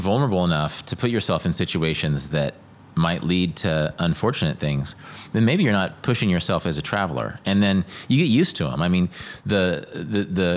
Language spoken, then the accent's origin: English; Midwest, United States; born or raised there